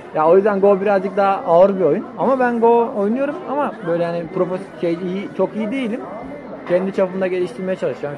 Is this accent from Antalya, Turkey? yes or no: yes; Antalya, Turkey; moved away as an adult; also born or lived in Bursa / Trabzon; ben Bursa'da doğdum. Antalya'da büyüdüm.